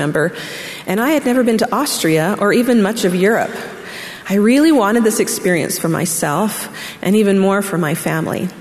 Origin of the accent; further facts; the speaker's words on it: Orem, Utah, United States; moved away as an adult; also born or lived in Arkansas; I grew up in Orem, Utah, and immediately went to college in Arkansas.